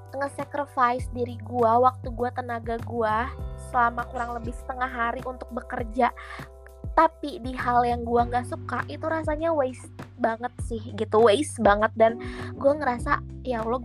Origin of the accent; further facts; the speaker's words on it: Bogor, West Java, Indonesia; yang kan gue anak ini ya, kita kan anak Bogor ya.